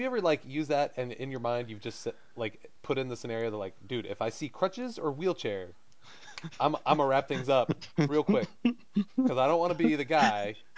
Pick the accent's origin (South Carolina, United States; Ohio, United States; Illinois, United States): South Carolina, United States; I'm from South Carolina.